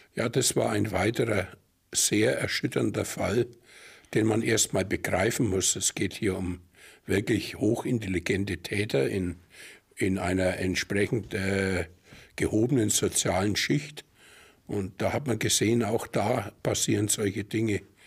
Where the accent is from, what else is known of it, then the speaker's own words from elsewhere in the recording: Germany; bei uns in Deutschland